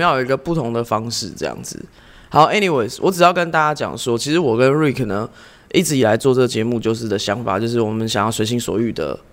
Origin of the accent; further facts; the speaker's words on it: Canada; 我从小是在这个加拿大长大